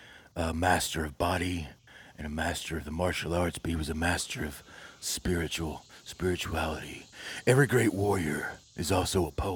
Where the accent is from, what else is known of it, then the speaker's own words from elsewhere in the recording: Detroit, Michigan, United States; born there; I was born in Detroit